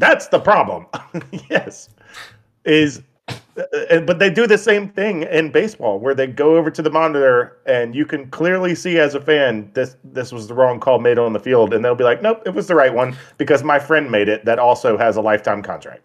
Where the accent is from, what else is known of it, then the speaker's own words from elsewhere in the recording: United States; we're American